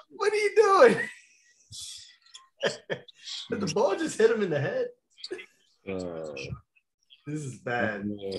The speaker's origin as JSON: {"language": "English", "region": "East Coast", "country": "United States", "said": "I live on the East Coast. I'm from the East Coast"}